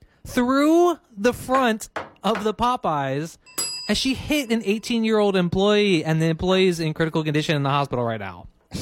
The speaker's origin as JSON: {"language": "English", "town": "Philadelphia", "region": "Pennsylvania", "country": "United States", "tie": "born or raised there", "said": "this next story comes from my hometown of Philadelphia."}